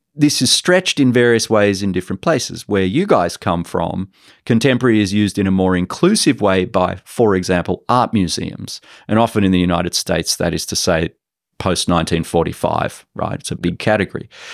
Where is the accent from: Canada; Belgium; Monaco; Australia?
Australia; Sydney, New South Wales; moved away as an adult; now in Singapore; I grew up in Sydney and I studied in Sydney